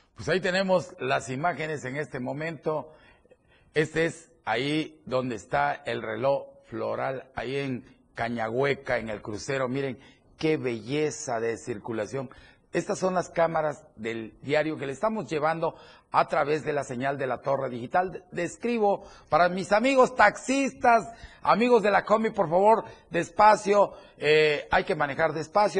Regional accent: Chiapas, Mexico; los que somos los chiapanecos.

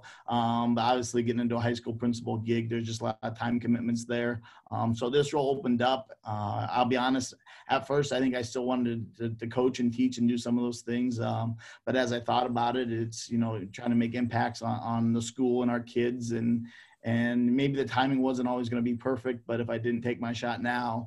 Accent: Denison, Iowa, United States; growing up in Denison

